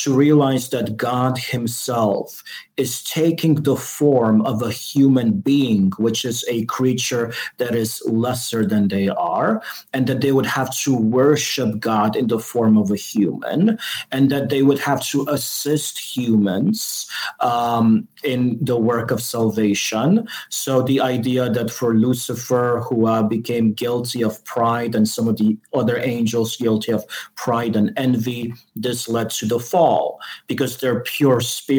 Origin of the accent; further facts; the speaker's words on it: Chicago, Illinois, United States; I'm from Chicago.